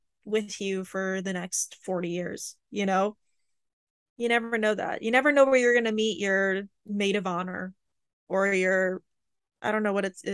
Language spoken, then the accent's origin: English; Canada; American school system because I'm Canadian.